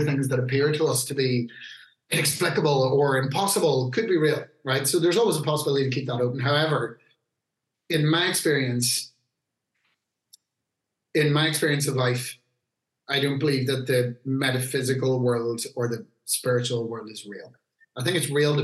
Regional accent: Newry, Northern Ireland, United Kingdom; where I grew up in Newry

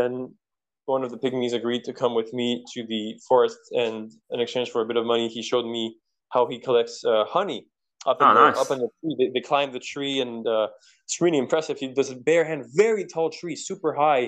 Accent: Quebec, Canada; first language French; English is a second language; I'm from Quebec. We speak the same language

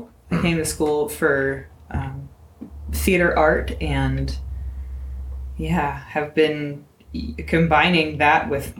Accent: Pittsburgh, Pennsylvania, United States

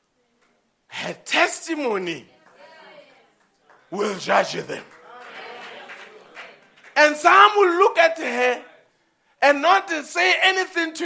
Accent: South Africa; we South Africans

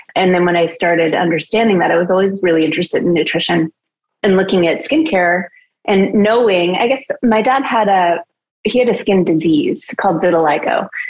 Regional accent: Idaho, United States; moved away; also born or lived in Los Angeles; in the winters in Idaho, or for the in preparation for the winters, we would literally can fruit

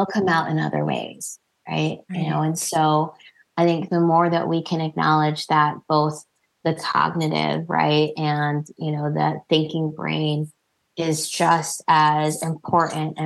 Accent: New Jersey, United States; I was born and raised in New Jersey, but my family is Indian American

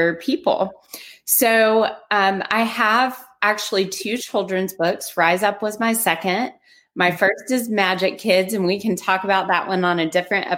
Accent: Nashville, Tennessee, United States; now in Houston, United States; I am originally from Nashville, Tennessee, living in Houston, Texas, and on my way to live by the ocean in Florida.

